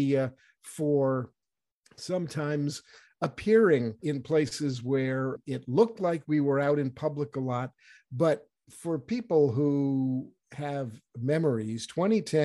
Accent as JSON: {"language": "English", "region": "New Hampshire", "country": "United States", "said": "started in New Hampshire in my home state"}